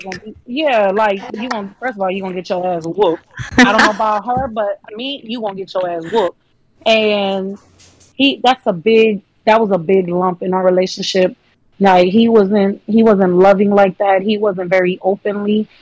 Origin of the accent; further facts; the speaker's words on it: Fort Lauderdale, Florida, United States; I'm actually from Fort Lauderdale down south